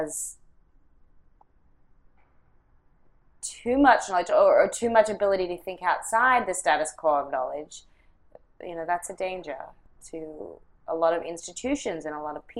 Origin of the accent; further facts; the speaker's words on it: Australia; moved away; grew up in, you know, Australia and, yes, came here